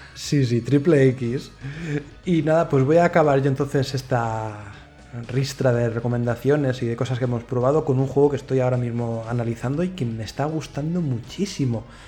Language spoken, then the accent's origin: Spanish; Madrid, Community of Madrid, Spain; Los que somos de Madrid